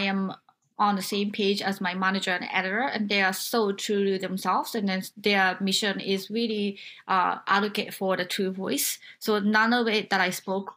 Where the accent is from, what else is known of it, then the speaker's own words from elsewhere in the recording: Japan; moved away as an adult; now in United States; I come from Japan, where not just the political thing, but the cultural things and then the gender inequality that I felt throughout my life till I was like 21, 22.